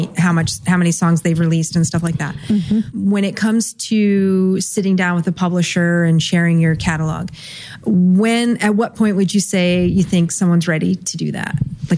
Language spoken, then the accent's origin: English; New Jersey, United States; moved away; I'm originally from Jersey.